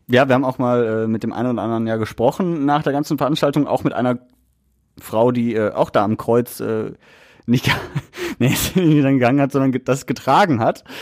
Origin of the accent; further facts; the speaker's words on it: Essen, North Rhine-Westphalia, Germany; als Essener